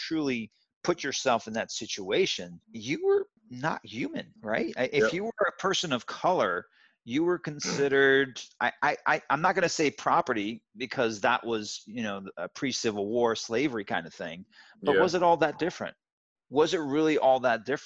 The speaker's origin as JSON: {"language": "English", "town": "Zwijndrecht", "region": "South Holland", "country": "Netherlands", "tie": "born or raised there", "moved": "yes", "said": "I grew up in the Netherlands in a very small town. I'll pronounce it Zwijndrecht."}